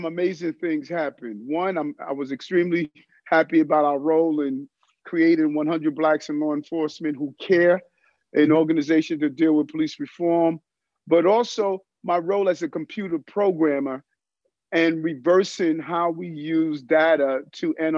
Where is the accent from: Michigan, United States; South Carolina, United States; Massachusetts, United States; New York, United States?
New York, United States; New York City; also born or lived in Brooklyn; I grew up in South Jamaica, Queens, born in Brooklyn